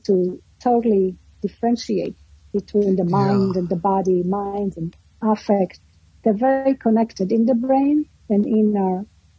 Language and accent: English; New York, United States; I come from New York, which is still very psychoanalytic.